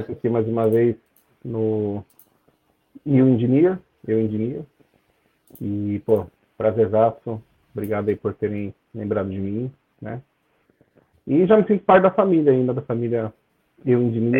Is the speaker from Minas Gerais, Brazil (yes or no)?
no; São Bernardo do Campo, São Paulo, Brazil; moved away as an adult; also born or lived in Catalão, Goiás / England; now in United Kingdom; eu sou natural de São Bernardo do Campo, onde eu morei bastante tempo, 22 anos. Depois eu mudei, né, do nada, mudei para Catalão, Goiás